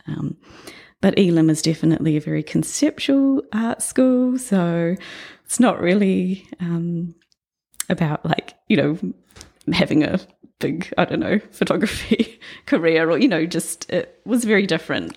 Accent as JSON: {"language": "English", "town": "New Plymouth", "region": "Taranaki", "country": "New Zealand", "tie": "born or raised there", "said": "I was born in New Plymouth, um, grew up there for the first ten years of my life"}